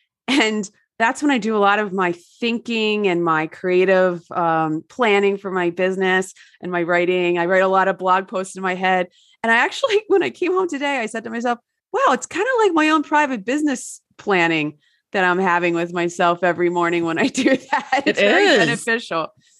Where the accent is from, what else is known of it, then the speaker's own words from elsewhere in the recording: New Jersey, United States; I grew up in New Jersey and that was definitely not the case.